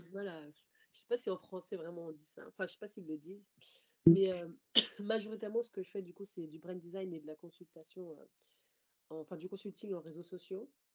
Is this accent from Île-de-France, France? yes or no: yes; Paris, Île-de-France, France; j'ai grandi en fait dans Paris et dans sa banlieue.